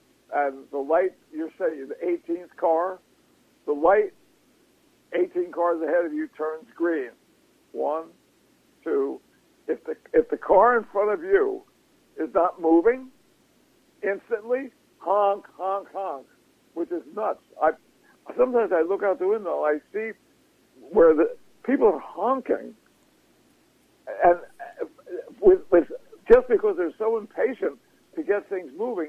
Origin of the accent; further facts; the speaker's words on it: Philadelphia, Pennsylvania, United States; Well, I'm a Philadelphian, Joseph.